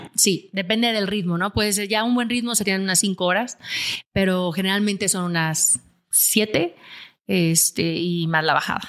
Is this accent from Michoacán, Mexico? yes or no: no; Aguascalientes, Mexico; Yo soy de Aguascalientes, donde no hay montañas.